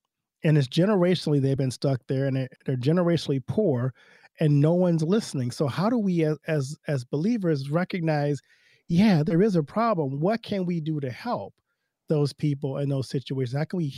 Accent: Louisiana, United States; I grew up in Louisiana, like I talked about before, but I went to an all-white school, Lutheran school, in my elementary age.

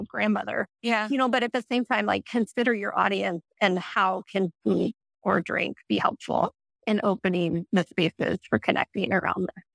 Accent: outside of St. Louis, Missouri, United States; I grew up in outside of St. Louis

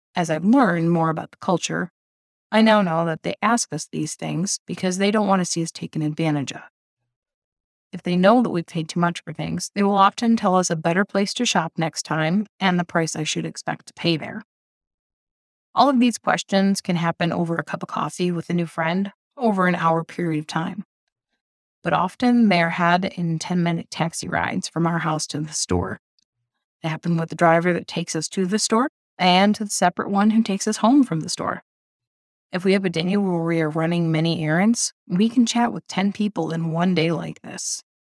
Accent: Midwest, United States; moved away as an adult; now in Indonesia; As a Midwesterner

